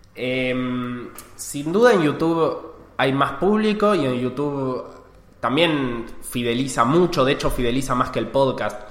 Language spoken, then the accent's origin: Spanish; Argentina; accent: Argentine; soy un CEO argentino, como lo delata mi acento.